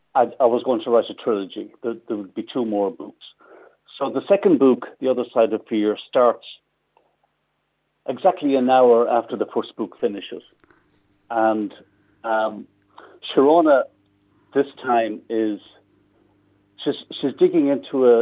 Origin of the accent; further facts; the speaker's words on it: Midlands, Ireland; I'm from the Midlands, so I know it very well